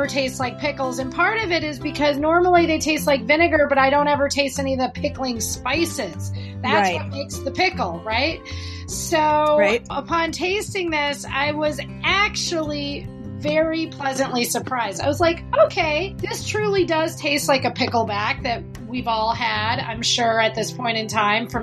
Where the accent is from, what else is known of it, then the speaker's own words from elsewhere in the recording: Wisconsin, United States; moved away; also born or lived in New York City; I am from Wisconsin